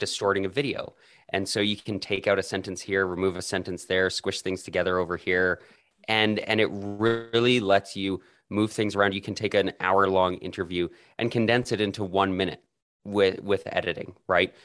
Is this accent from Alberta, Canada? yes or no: yes; Calgary, Alberta, Canada; I was born and raised in Calgary, Canada